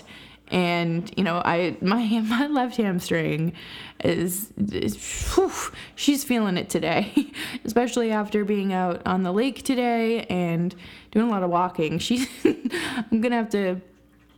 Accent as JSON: {"language": "English", "town": "Boston", "region": "Massachusetts", "country": "United States", "tie": "born or raised there", "said": "they're my hometown team"}